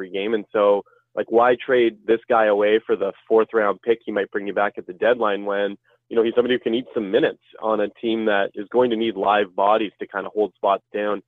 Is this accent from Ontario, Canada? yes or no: yes; Ottawa, Ontario, Canada; I'm from the Ottawa area